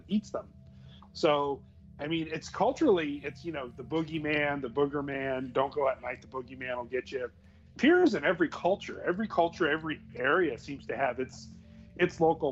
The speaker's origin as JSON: {"language": "English", "region": "Southern California", "country": "United States", "tie": "born or raised there", "said": "growing up in Southern California in a big city"}